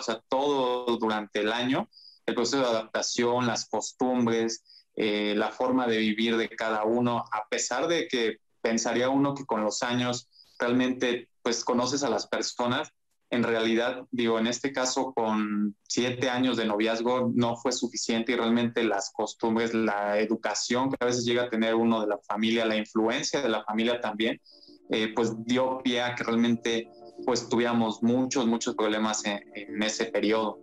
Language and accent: Spanish; San Luis Potosí, Mexico; soy de San Luis Potosí